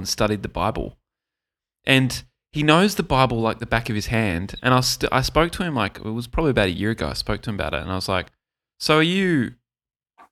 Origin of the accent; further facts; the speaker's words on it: Gold Coast, Queensland, Australia; I grew up on the Gold Coast